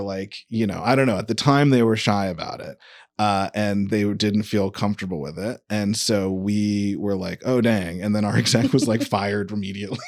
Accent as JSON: {"language": "English", "town": "San Diego", "region": "California", "country": "United States", "also_born_or_lived": "New York", "moved": "yes", "said": "I'm actually from San Diego originally."}